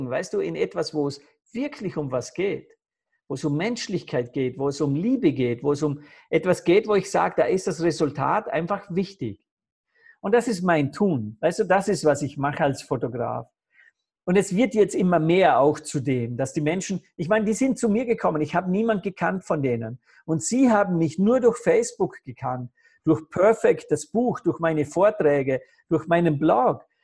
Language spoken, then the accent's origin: German; Vorarlberg, Austria; born there; dass in, in Vorarlberg am Bodensee, wo ich geboren bin, wollen sie in einem Spital diese Krebsstation zusperren